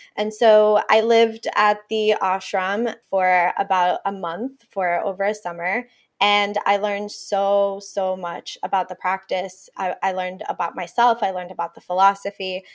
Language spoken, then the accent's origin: English; Puerto Rico; first language Spanish; English is a second language; moved away; also born or lived in Ithaca, New York; they moved back to Puerto Rico to raise me and my sister.